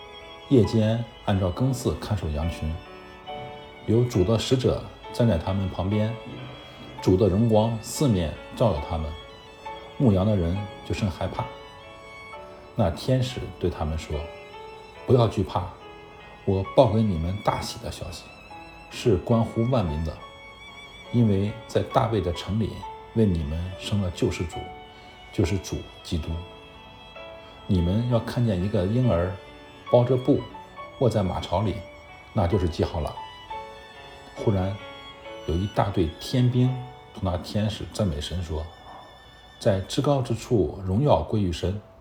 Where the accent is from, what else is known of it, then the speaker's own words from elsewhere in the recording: China; 我们中国人